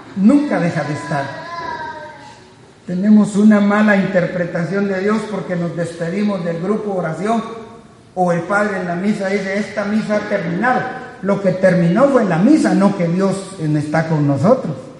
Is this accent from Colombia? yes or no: no; Guatemala; Guatemala, de donde soy yo